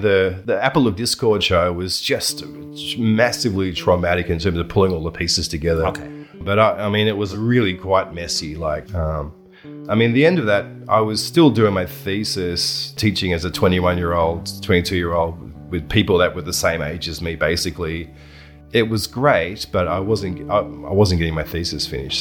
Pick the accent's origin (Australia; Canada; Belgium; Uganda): Australia; Buninyong, Victoria; moved away as an adult; also born or lived in Ballarat / China; I grew up in Buninyong from the age of 12 onwards, and then I moved into Ballarat for a few years there